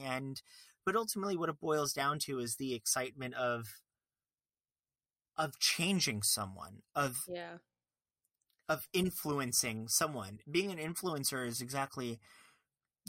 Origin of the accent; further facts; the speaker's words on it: Fort Lauderdale, Florida, United States; also born or lived in Long Island; I'm from Long Island, but was raised in Fort Lauderdale